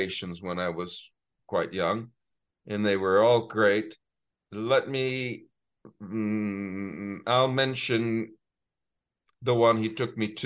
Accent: Connecticut, United States; also born or lived in Bethesda, Maryland; we grew up in Connecticut.

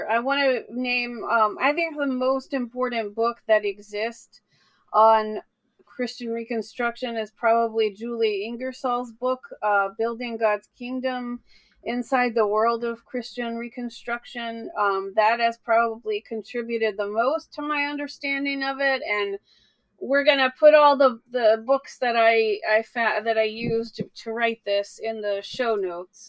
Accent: the South, United States; I grew up in the South in a very evangelical area

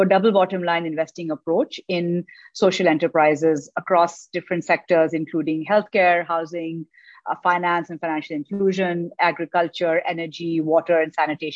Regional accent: Karachi, Sindh, Pakistan; I'm basically from Karachi, grew up over here

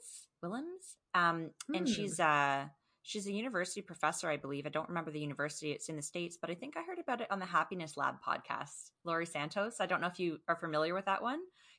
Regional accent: Canada; not .com because I am Canadian.

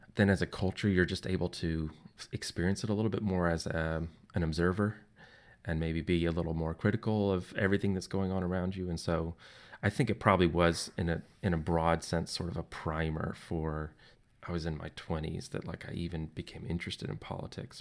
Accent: just outside of Nashville, Tennessee, United States; I grew up just outside of Nashville

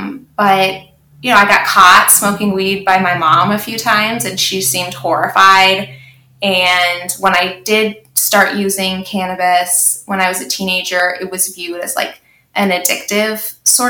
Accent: central Illinois, United States; also born or lived in Canada / Australia; normal-ish, central Illinois upbringing

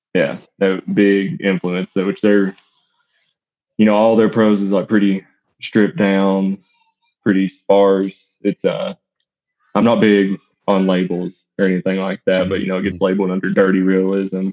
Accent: East Tennessee, United States; also born or lived in Bledsoe County, Tennessee; I'm born and raised in East Tennessee

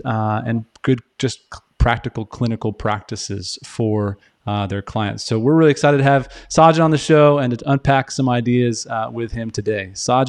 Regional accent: Western Massachusetts, United States; moved away; So I'm from Western Massachusetts originally

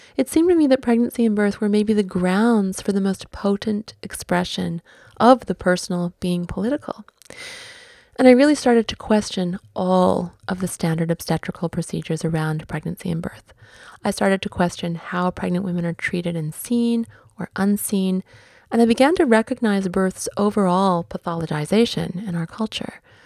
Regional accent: Vancouver, British Columbia, Canada; Vancouver being my hometown

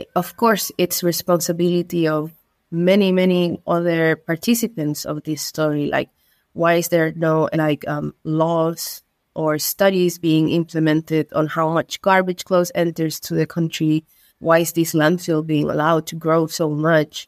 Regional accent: Iquique, Tarapacá, Chile; English is a second language; also born or lived in London; I'm from Iquique. Iquique is a city located in the north of Chile, placed in the Atacama Desert

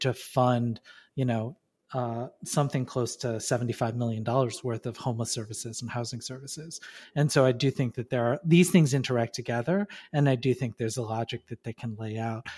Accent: Detroit, Michigan, United States; also born or lived in New York; now in Chicago, United States; I was born in Detroit. I live in Chicago.

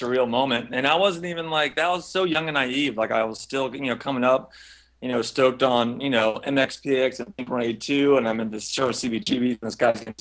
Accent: near Orlando, Central Florida, United States; I grew up in Florida, Central Florida, near Orlando

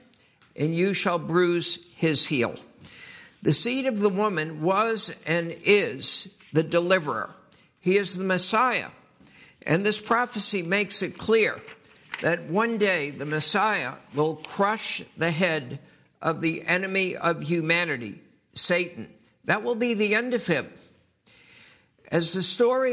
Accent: New York City, New York, United States; I was raised in New York City.

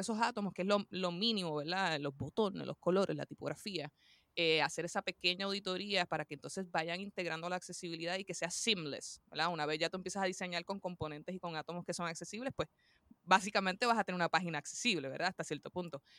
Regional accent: Puerto Rico; soy de Puerto Rico, la isla del encanto, como le decimos por ahí

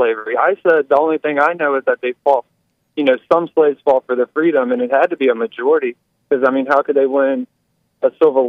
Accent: Virginia, United States; I'm from Virginia.

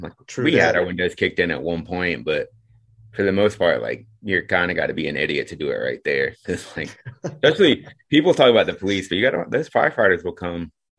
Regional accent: Asheville, North Carolina, United States; as someone who actually grew up in Asheville, what Asheville is seeing now is what I grew up with in Asheville.

